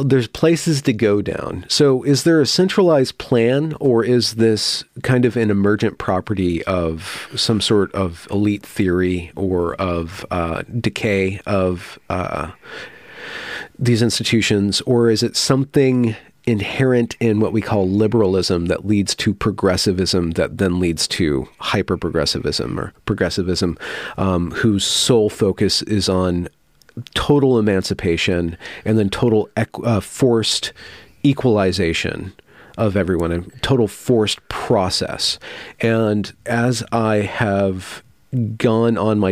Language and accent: English; California, United States; I grew up in California, but Northern California outside of Sacramento